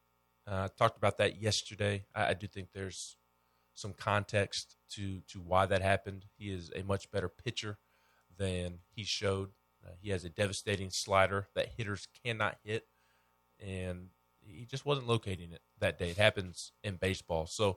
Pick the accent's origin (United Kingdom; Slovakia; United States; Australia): United States; Knoxville, Tennessee; I am from Knoxville.